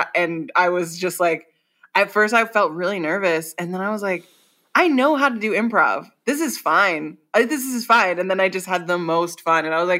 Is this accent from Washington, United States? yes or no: yes; Washington, United States; also born or lived in Germany / Hawaii / San Diego; now in Los Angeles, United States; so I was born in Germany, and then I lived in Washington State, Hawaii, San Diego, and now Los Angeles, and then places in between. But I'll say mostly Washington State.